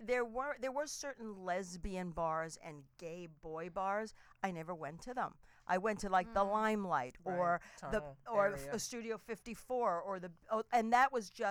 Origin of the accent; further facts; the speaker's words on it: New York, United States; also born or lived in New Jersey; I grew up in New York, so in New York, New Jersey.